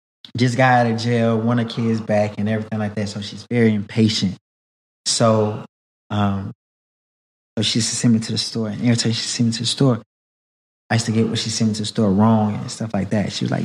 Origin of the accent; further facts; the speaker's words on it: Houston, Texas, United States; I'm from Houston, from a very historic, community in Houston called Third Ward.